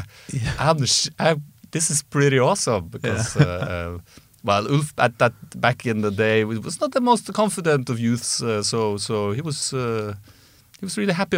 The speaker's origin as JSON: {"language": "English", "town": "Trondheim", "region": "Trøndelag", "country": "Norway", "said": "because I lived in Trondheim at the time, because I'm from Trondheim"}